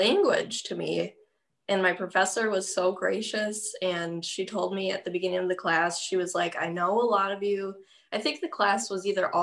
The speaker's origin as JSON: {"language": "English", "town": "Franklin", "region": "Wisconsin", "country": "United States", "tie": "born or raised there", "also_born_or_lived": "Illinois / West Allis, Wisconsin", "said": "They moved to the Great West Allis, lived there till I was like five. And then they moved to Franklin. And so like I went to Franklin High School."}